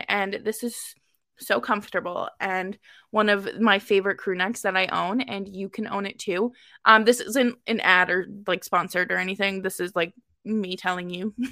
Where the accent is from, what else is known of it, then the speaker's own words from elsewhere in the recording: Boston, Massachusetts, United States; as a Bostonian